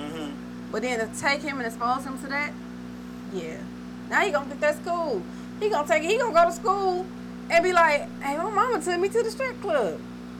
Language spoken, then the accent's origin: English; Wisconsin, United States; I'm not from Michigan. I'm from Wisconsin.